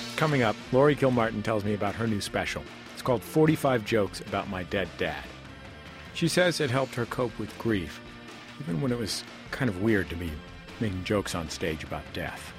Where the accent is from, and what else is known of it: Bay Area, California, United States; born or raised there; now in Los Angeles, United States